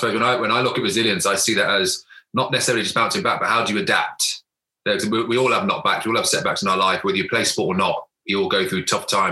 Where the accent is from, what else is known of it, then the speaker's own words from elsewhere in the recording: Coventry, West Midlands, United Kingdom; So I grew up in Coventry, born in a city Coventry